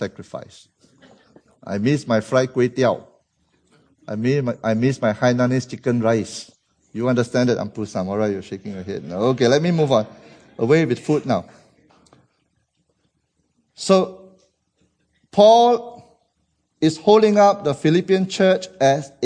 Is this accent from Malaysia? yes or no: yes; Malaysia; As a Malaysian